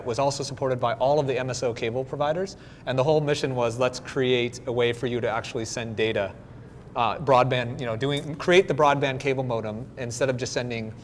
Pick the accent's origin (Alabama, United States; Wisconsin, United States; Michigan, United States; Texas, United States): Michigan, United States; moved away; also born or lived in Southern California; I'm from Michigan originally